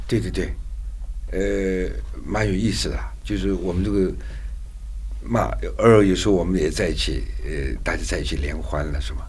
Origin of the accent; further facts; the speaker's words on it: China; 但是他就会就他就会去考虑和照顾到我们中国人的那个那个那个情感